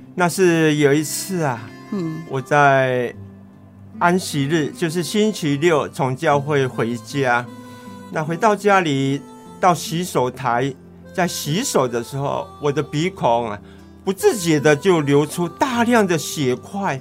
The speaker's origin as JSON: {"language": "Chinese", "town": "Chenggong", "region": "Taitung County", "country": "Taiwan", "tie": "born or raised there", "moved": "yes", "said": "我的故乡在成功镇"}